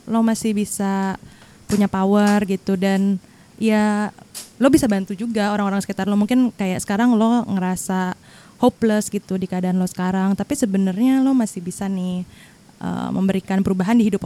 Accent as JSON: {"language": "Indonesian", "town": "Bogor", "region": "West Java", "country": "Indonesia", "said": "gue kan orang Bogornya."}